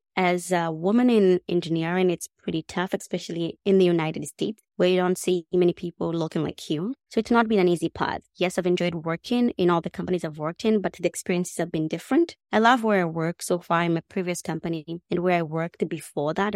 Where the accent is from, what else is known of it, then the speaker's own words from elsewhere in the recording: Nairobi, Kenya; English is a second language; moved away as an adult; I grew up in Kenya, and I come from a pretty big family.